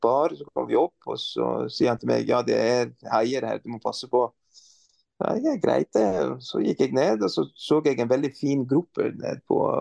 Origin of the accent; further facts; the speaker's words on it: Beirut, Lebanon; Norwegian is a second language; moved away as an adult; also born or lived in Stavanger; now in Norway; som libaneser, matlaging er en del av